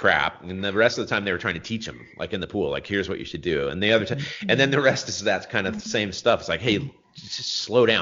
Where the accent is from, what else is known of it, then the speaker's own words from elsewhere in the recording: Bay Area, California, United States; I was born in the Bay Area